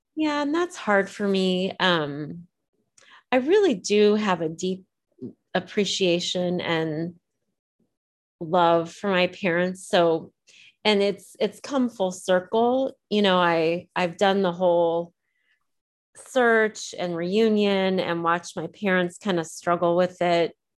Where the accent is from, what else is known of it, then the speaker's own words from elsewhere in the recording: Decatur, Illinois, United States; moved away as an adult; also born or lived in Champaign, Illinois; now in Ohio, United States; So I grew up in Decatur, Illinois. I was born in Champaign, Illinois